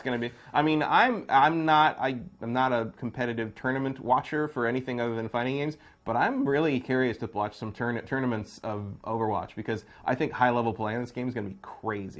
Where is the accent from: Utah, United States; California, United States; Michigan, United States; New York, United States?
California, United States; Bay Area; I'm from the Bay Area.